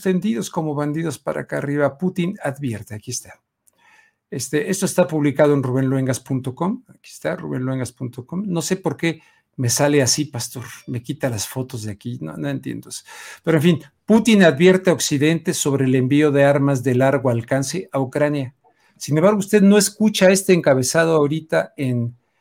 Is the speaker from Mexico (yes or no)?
yes; Mexico; como mexicano